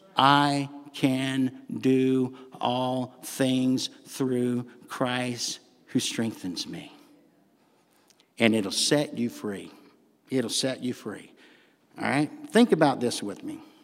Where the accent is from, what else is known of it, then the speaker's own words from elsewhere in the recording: the South, United States; accent: southern; my southern accent